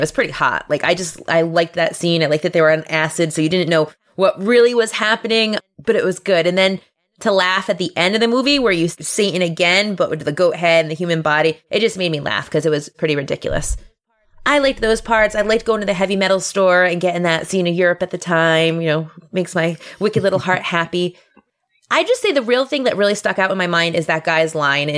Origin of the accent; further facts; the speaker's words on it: United States; I'm from the United States